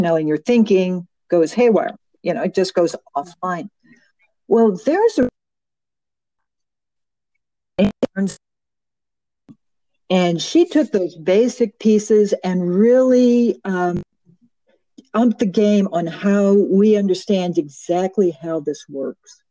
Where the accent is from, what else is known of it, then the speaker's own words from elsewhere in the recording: Chicago, Illinois, United States; I'm a native Chicagoan. I'm from originally from Marquette Park and West Englewood. So I grew up in a very volatile world.